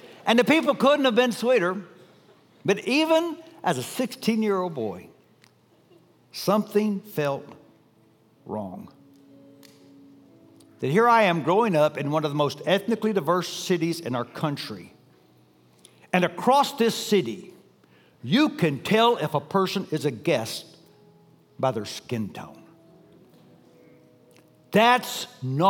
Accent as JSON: {"language": "English", "town": "Dallas", "region": "Texas", "country": "United States", "tie": "born or raised there", "said": "I grew up in Dallas, an incredibly ethnically diverse city"}